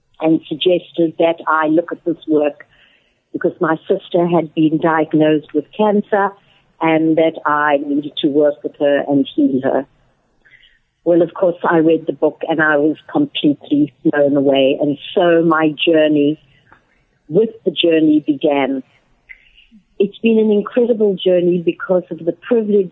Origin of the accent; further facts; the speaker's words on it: South Africa; moved away as an adult; now in Atlanta, United States; I'm originally from South Africa, as some of you may have gathered by my accent. I've been back living in America for the last 6 years, and I live in Atlanta, Georgia